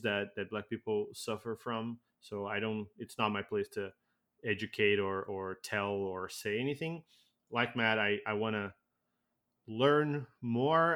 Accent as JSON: {"language": "English", "country": "Brazil", "moved": "yes", "lives_now": "Canada", "said": "I came from Brazil"}